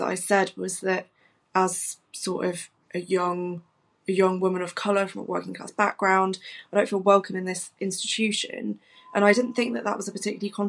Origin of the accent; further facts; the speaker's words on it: Nottingham, East Midlands, United Kingdom; I'm born and bred in Nottingham. I represent my home city